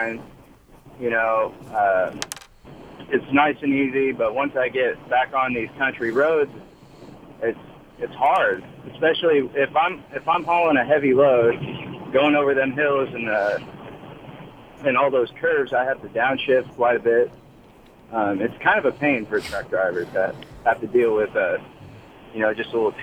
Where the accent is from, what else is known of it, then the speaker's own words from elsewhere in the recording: Bloomington, Indiana, United States; now in Martinsville, United States; I'm originally from Bloomington